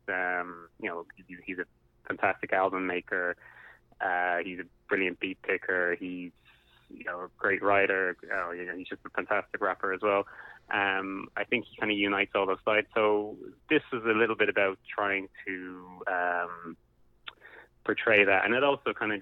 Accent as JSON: {"language": "English", "town": "Dublin", "region": "Leinster", "country": "Ireland", "tie": "born or raised there", "said": "I grew up in Dublin"}